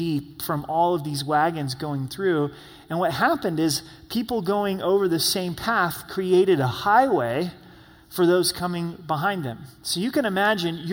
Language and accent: English; Oregon, United States; I grew up in Oregon